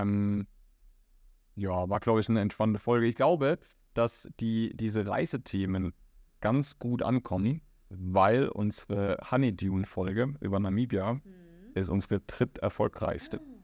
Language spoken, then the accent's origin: German; Germany; moved away as an adult; now in Riyadh, Saudi Arabia; Na, ich sage aus Deutschland